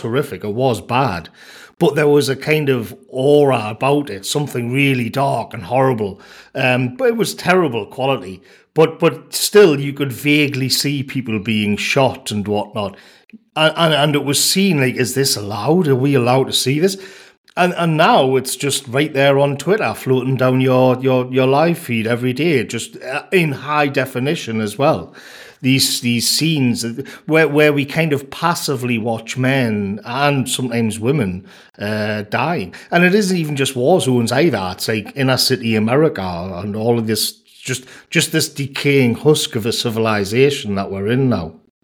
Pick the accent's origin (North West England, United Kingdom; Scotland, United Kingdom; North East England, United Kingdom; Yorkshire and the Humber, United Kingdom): North East England, United Kingdom; North Tyneside; I grew up on North Tynesides